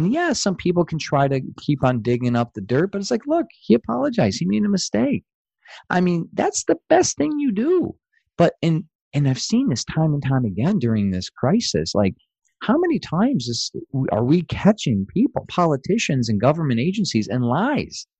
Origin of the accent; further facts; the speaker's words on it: Atlanta, Georgia, United States; from Atlanta, Georgia